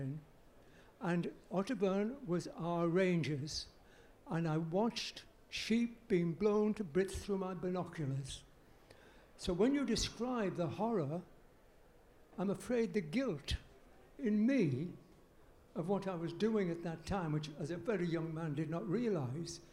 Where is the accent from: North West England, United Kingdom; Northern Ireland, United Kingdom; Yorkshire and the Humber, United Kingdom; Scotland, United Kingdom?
North West England, United Kingdom; Carlisle; also born or lived in Northumbria; I'm a Cumbrian, and I come from Northumbria